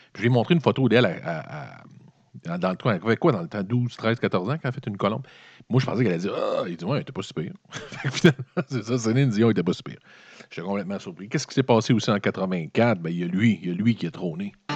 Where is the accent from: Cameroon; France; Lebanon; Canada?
Canada; Quebec City, Quebec; Moi, je viens de la ville de Québec. Donc, mon 84, c'est passé à Québec